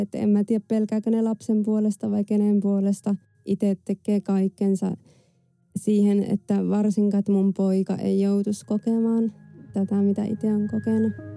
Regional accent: France; mä synnyin Ranskassa vuonna 89

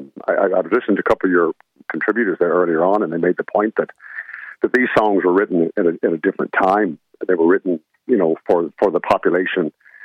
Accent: United States; accent: American; moved away as an adult; now in Ireland; I'm an American, as you might have guessed by the accent, but I'm living in Ireland for over 30 years.

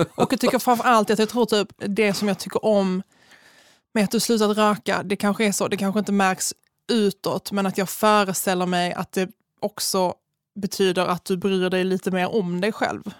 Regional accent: Malmö, Skåne, Sweden; jag är ju från Malmö

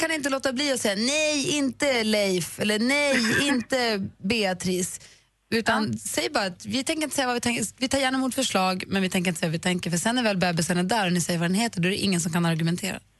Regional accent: Luleå, Norrbotten County, Sweden; På min ridskola, där jag red när jag var liten, på Luleå ridklubb

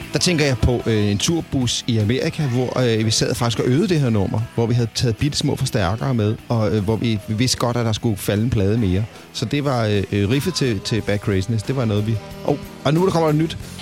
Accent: Copenhagen, Capital Region of Denmark, Denmark; jeg kommer fra København

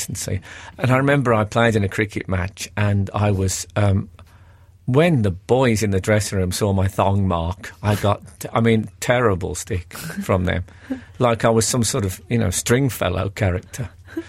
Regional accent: Birmingham, West Midlands, United Kingdom; I grew up in Birmingham in the 70s

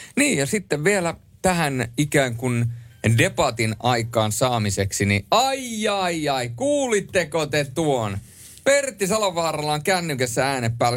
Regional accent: Rovaniemi, Lapland, Finland; accent: Lapland dialect; moved away; also born or lived in Helsinki; muutin Rovaniemeltä Helsinkiin, niin – äh, vielä kun puhuin letkeämpää, rennompaa ja leveämpää Lapin murretta

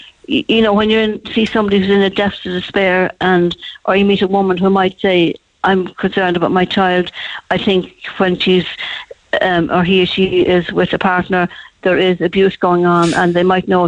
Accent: Cork, Munster, Ireland; also born or lived in Dublin; I was born in Dublin, but I'm a true Cork woman, I think.

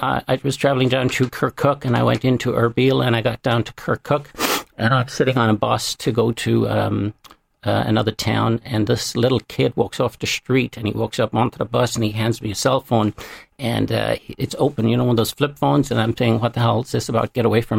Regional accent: Ireland; And when I walked across the border to no man's land, I was greeted with as royalty, as being Irish.

